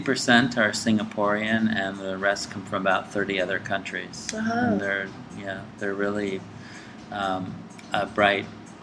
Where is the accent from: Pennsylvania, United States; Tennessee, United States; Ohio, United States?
Ohio, United States; Athens; also born or lived in New York; I grew up all over. I was born in New York, and we moved when I was about five to southeastern Ohio, to Athens, Ohio, where my father was the director of the Ohio University Press.